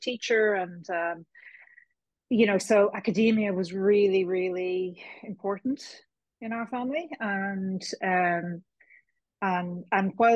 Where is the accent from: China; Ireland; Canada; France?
Ireland; Kilkenny, Leinster; moved away as an adult; now in Dublin, Ireland; I was born in Kilkenny, a proud cat. I've lived in Dublin for more than half my life now, but I'm still from Kilkenny as far as I'm concerned